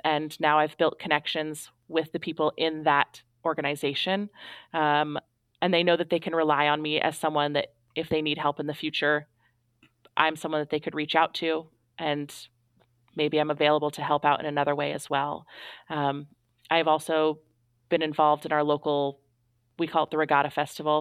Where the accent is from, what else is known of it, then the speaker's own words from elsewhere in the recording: Astoria, Oregon, United States; moved away as an adult; I moved back home to my hometown